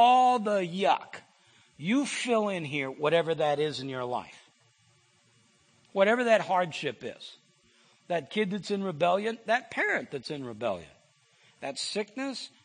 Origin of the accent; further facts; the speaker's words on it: Iowa, United States; I'm from Iowa